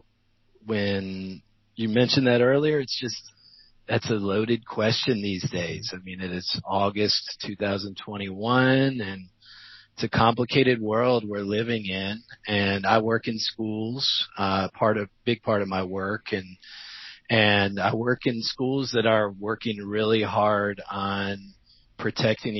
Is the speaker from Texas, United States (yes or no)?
no; Georgia, United States; I am a white, cisgendered male from this place. I'm from Georgia.